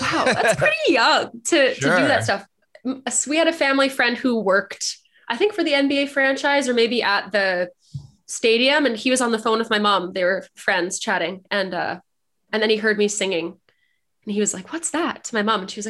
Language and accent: English; outside of Vancouver, BC, British Columbia, Canada; born and raised. I mean, I grew up outside of Vancouver, like a suburb